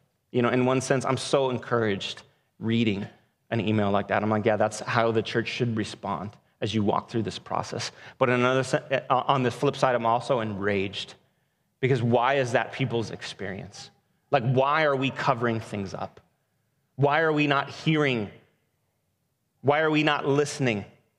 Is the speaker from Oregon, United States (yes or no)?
yes; Portland, Oregon, United States; Where are you from? Northeast Portland. Been there for a little while.